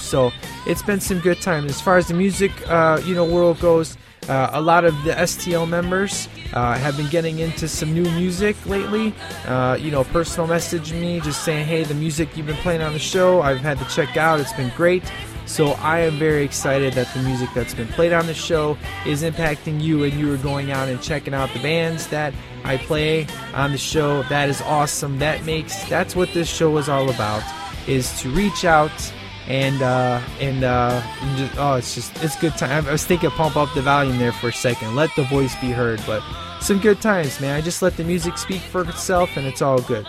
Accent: Chicago, Illinois, United States; I'm from Chicago.

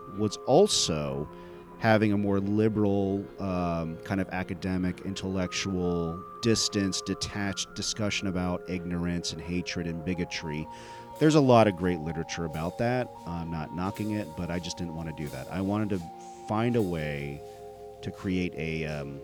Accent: United States; My family is from India, but I was born and raised here in America.

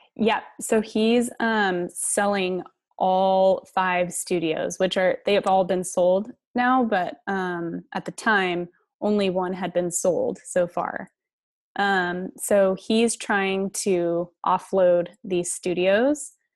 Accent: Colorado, United States; moved away as an adult; now in San Diego, United States; I was born and raised in Colorado

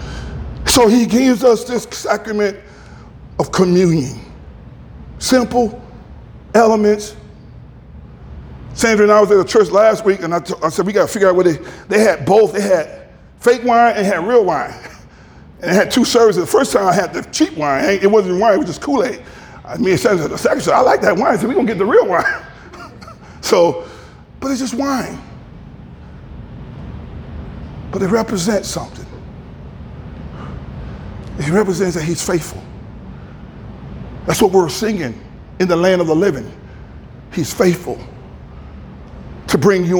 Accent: Grand Rapids, Michigan, United States; moved away; my friends in the barbershop, the ones I grew up with in Grand Rapids

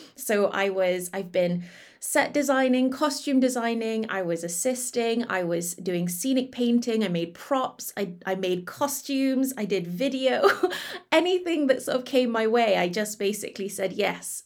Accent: Malaysia; moved away; back in my home country in Malaysia

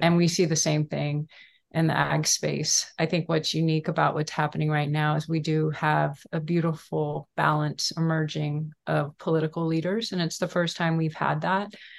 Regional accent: Houston, Texas, United States; I grew up in Houston, Texas

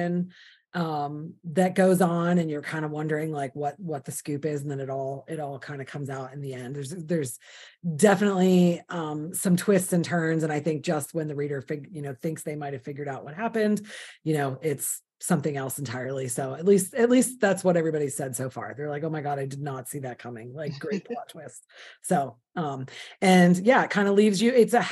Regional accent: the North, United States; now in the South, United States; I was too a Yankee. I live in the South now, but I'm from the North

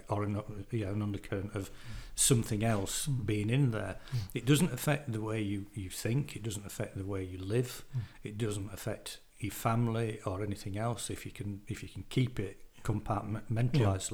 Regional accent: Morley, Yorkshire and the Humber, United Kingdom; I come from Morley

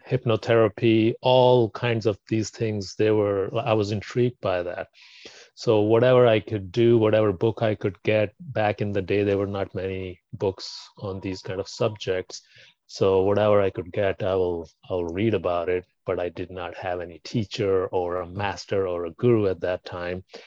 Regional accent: Pakistan; I was born in Pakistan

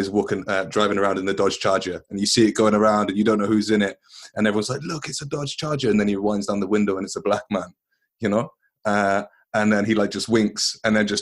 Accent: West Midlands, United Kingdom; also born or lived in London; I grew up in the West Midlands. I was born in London. I moved to West Midlands when I was like 4.

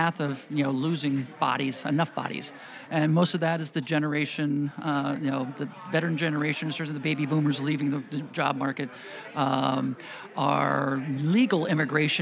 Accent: Fort Pierce, Florida, United States; I was born and raised in Fort Pierce, which I'm very proud to say. Third generation Floridian

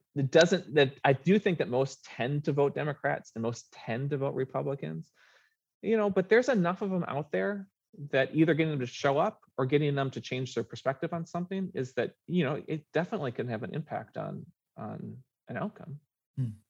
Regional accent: Minnesota, United States; now in Oregon, United States; I grew up in Minnesota

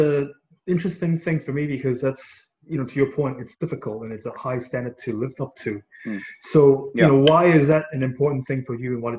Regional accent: Hong Kong; And I was born and raised in Hong Kong, so even though I live there right now

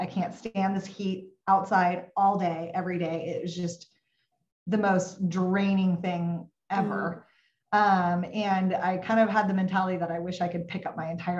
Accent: Pacific Northwest, United States; also born or lived in Texas; I was living in Texas. I'm from the Pacific Northwest. So that is a very difficult place for a Pacific Northwest girl to live

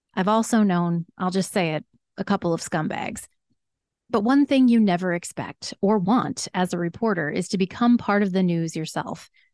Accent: Williamsport, Pennsylvania, United States; My first journalism job was as an editorial assistant at my hometown newspaper, the William Sports Sun Gazette

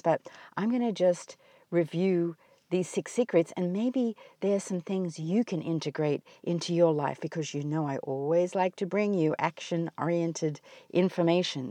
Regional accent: Australia; moved away as an adult; now in United States; my homeland is under fire. And as you all know, I come from Australia.

